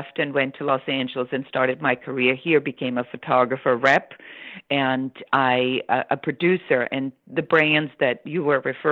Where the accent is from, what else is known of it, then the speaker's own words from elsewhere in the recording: Munich, Bavaria, Germany; English is a second language; moved away; I am, you know, from Bavaria, from Munich